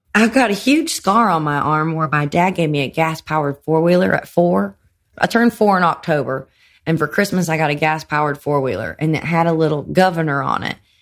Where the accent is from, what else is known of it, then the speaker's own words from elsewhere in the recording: Greenville, South Carolina, United States; moved away as an adult; also born or lived in Los Angeles / New York City; now in Nashville, United States; As soon as I left South Carolina, eighteen